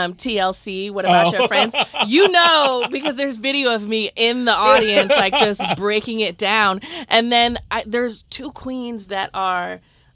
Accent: Midwest, United States; we're from the Midwest

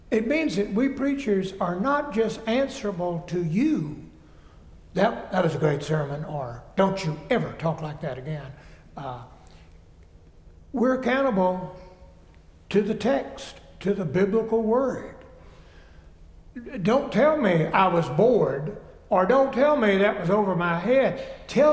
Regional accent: South Carolina, United States; I grew up Methodist in South Carolina

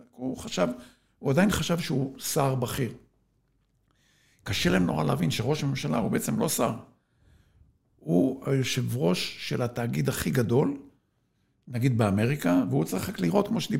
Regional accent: Sde Moshe, Southern District, Israel; כן, ואני משדה משה בדרום.

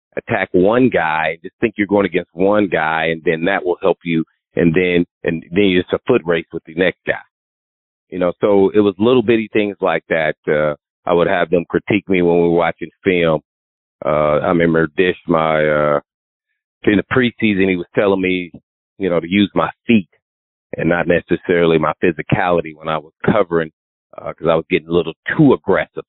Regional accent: Indianapolis, Indiana, United States; Growing up in Indiana, Indianapolis, and then uh, going to a private cathedral fighting Irish

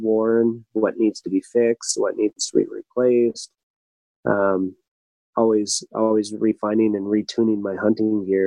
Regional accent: South Dakota, United States; South Dakota being my home state

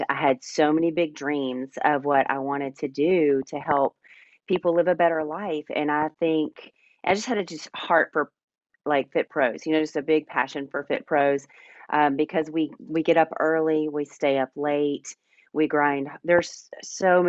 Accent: Middle Tennessee, United States; born and raised in Middle Tennessee

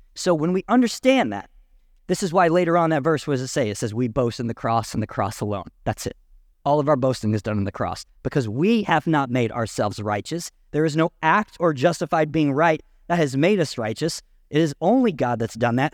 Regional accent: Canadian County, Oklahoma, United States; I was born and raised in Canadian County

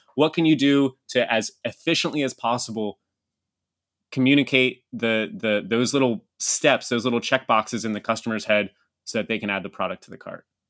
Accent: Havre de Grace, Maryland, United States; moved away as an adult; also born or lived in Manila, Philippines / Cebu, Philippines / Texas / Brazil; That's where I grew up. Yeah, it's my hometown

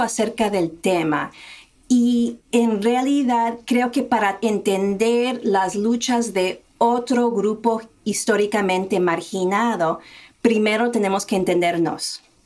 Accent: United States; yo me crié en un pueblo en Estados Unidos que era blanco y nuestra familia era la única familia de color hispana en el pueblo

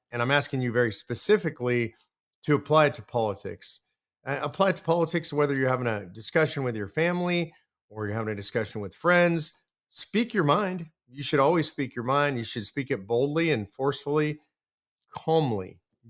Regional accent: California, United States; we're moving it from California, my old home state, to the great state of Texas.

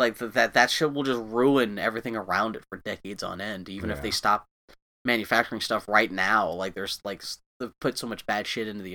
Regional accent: Pittsburgh, Pennsylvania, United States; No, I grew up in Pittsburgh, Pennsylvania.

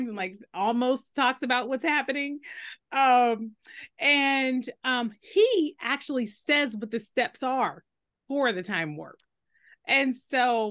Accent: Pittsburgh, Pennsylvania, United States; growing up in Pittsburgh

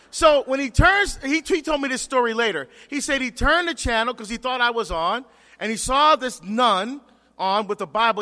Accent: Barbados; moved away; I'm from Barbados

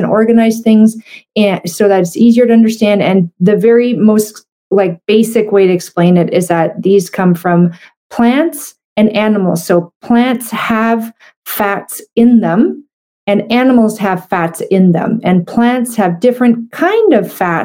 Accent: Canada; I'm a Canadian medical doctor

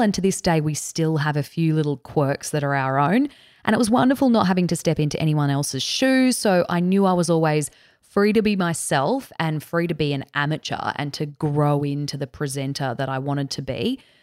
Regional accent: Cairns, Queensland, Australia; also born or lived in Canberra; I was born in Canberra. We moved to Cairns in far north Queensland when I was around four years old

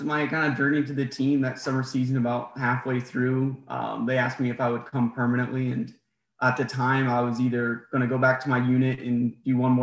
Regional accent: New Hampshire, United States; moved away as an adult; also born or lived in Hawaii; now in Virginia, United States; I was raised in New Hampshire

